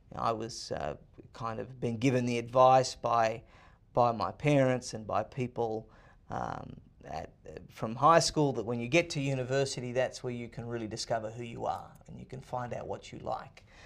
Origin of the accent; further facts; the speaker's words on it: Sydney, New South Wales, Australia; moved away as an adult; now in United States; I was born and raised in Sydney, Australia